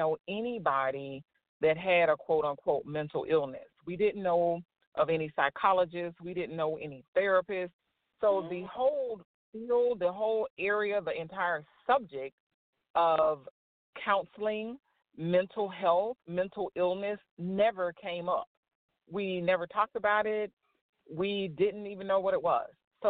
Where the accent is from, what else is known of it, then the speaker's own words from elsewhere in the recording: Florida, United States; I'm originally from Florida, so I was born and raised in Florida.